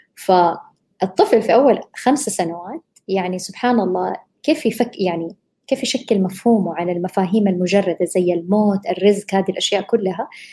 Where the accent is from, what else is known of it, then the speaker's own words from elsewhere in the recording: Saudi Arabia; هنا بالوطن عندنا بالسعودية